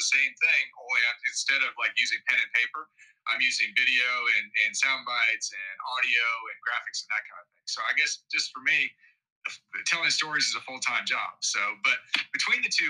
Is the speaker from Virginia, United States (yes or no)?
no; Knoxville, Tennessee, United States; moved away as an adult; also born or lived in Michigan; now in Atlanta, United States; I was born in Michigan. And we moved south when I was 10 years old, and I kind of grew up in Knoxville in Tennessee